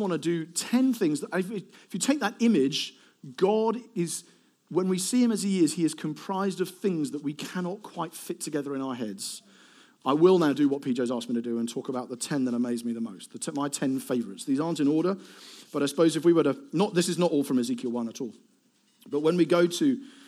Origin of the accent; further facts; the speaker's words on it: Eastbourne, South East England, United Kingdom; I'm from Eastbourne.